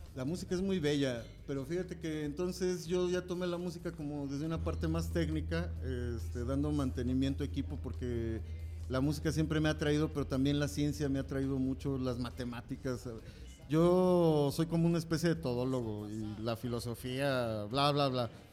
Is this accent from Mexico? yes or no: yes; Mexico; como mexicanos